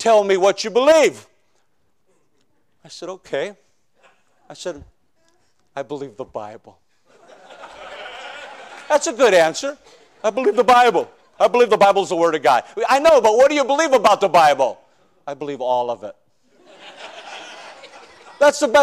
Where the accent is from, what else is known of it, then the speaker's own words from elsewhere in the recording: Chicago, Illinois, United States; I'm from South Side of Chicago